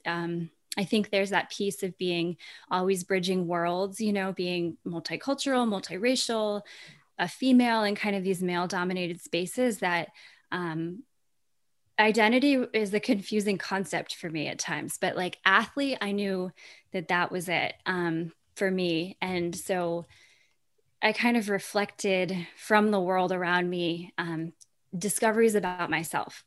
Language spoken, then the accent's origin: English; Vermont, United States; I feel so lucky to have grown up in Vermont